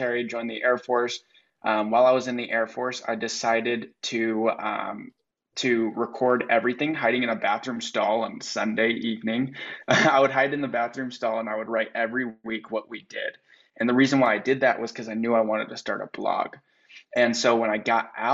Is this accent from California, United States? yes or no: yes; San Diego, California, United States; also born or lived in North Dakota; I'm from San Diego, California